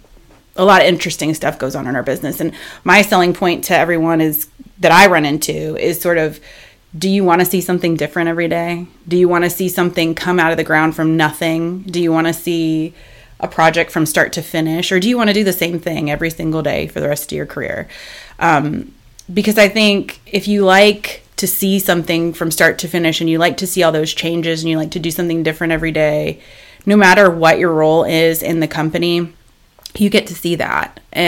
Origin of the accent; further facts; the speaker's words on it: Florida, United States; moved away as an adult; I moved up to Alabama from South Florida when I was 21 in 2005 and didn't really have a plan.